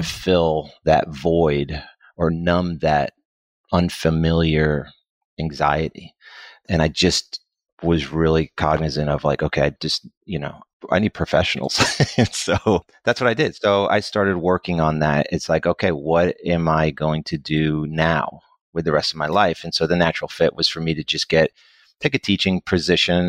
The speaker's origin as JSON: {"language": "English", "region": "Connecticut", "country": "United States", "moved": "as an adult", "lives_now": "Dallas, United States", "said": "I'm originally from Connecticut, I came to Dallas when I was eighteen to go to school."}